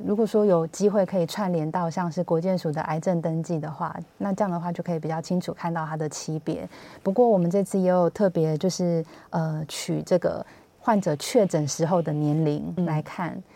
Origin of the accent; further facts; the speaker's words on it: Hsinchu, Taiwan; now in Taipei, Taiwan; 以我是新竹人为例，就是我长期在台北工作